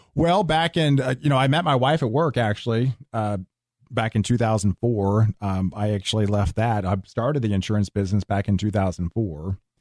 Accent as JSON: {"language": "English", "town": "Houston", "region": "Texas", "country": "United States", "tie": "born or raised there", "said": "I grew up in Houston."}